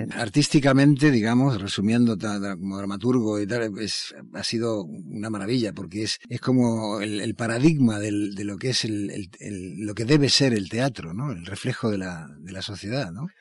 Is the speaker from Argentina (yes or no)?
yes; Argentina; soy argentino